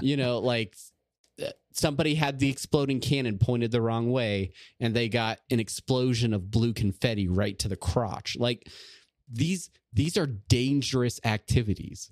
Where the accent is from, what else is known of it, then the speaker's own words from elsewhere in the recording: Southern California, United States; I'm from Southern California in the eighties